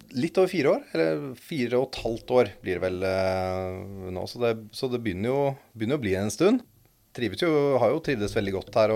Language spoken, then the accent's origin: Norwegian; Eastern Norway, Norway; oss østlendinger